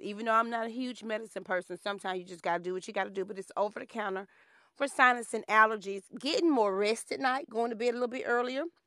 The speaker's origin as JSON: {"language": "English", "region": "Alabama", "country": "United States", "tie": "born or raised there", "said": "growing up in Alabama"}